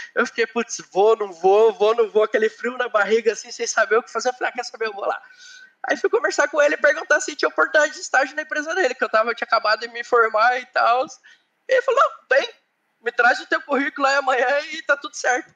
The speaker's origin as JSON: {"language": "Portuguese", "town": "Curitiba", "region": "Paraná", "country": "Brazil", "tie": "born or raised there", "moved": "as an adult", "lives_now": "Ireland", "said": "eu sou do Sul, é, eu nasci em Curitiba, é, eu sou da região, sempre morei na região norte de qualquer lugar, até na Irlanda eu moro na região norte, é, então eu sou de Curitiba"}